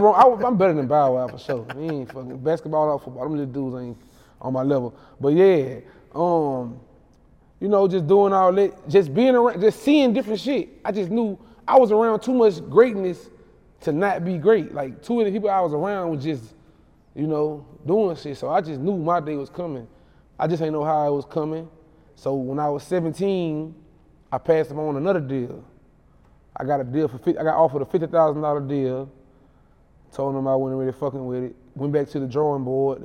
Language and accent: English; Baton Rouge, Louisiana, United States; I'm from Ghost Town.